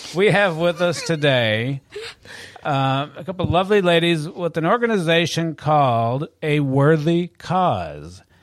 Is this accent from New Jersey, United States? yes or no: no; Michigan, United States; moved away as an adult; I'm from Michigan